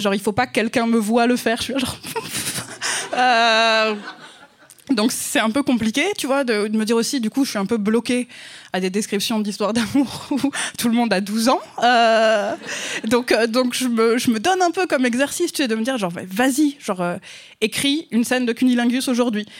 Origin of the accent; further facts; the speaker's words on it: France; accent: French; mon accent français